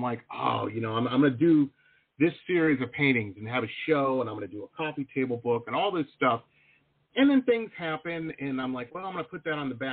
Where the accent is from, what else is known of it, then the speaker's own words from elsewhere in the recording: Detroit, Michigan, United States; moved away as an adult; also born or lived in Boston / San Diego; now in South Florida, United States; I grew up in Metro Detroit